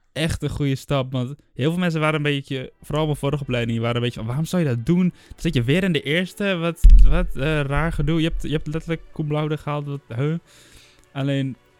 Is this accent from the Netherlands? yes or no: yes; Enschede, Overijssel, Netherlands; moved away as an adult; now in Utrecht, Netherlands; ik kom uit Enschede, daar wonen mijn ouders